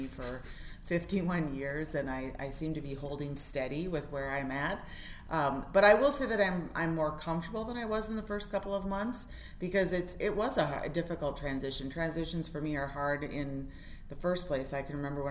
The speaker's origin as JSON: {"language": "English", "town": "Federal Dam", "region": "Minnesota", "country": "United States", "tie": "born or raised there", "said": "I'm from Federal Dam, Minnesota, which is up on the Leech Lake Reservation"}